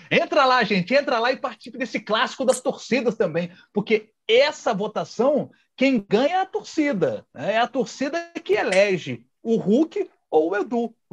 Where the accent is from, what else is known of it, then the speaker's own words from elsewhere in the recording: Minas Gerais, Brazil; até porque eu sou mineiro, sou apaixonado pela minha terra e valorizo sempre as minhas coisas.